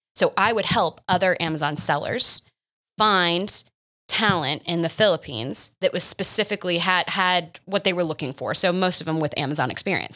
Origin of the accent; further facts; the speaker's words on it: Oklahoma, United States; moved away as an adult; also born or lived in Boston; I stayed in my hometown